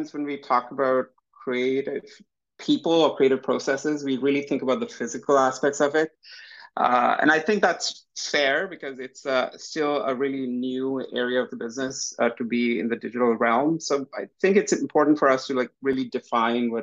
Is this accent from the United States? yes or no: no; Vancouver, British Columbia, Canada; I grew up in Vancouver. I spent my entire professional career in Vancouver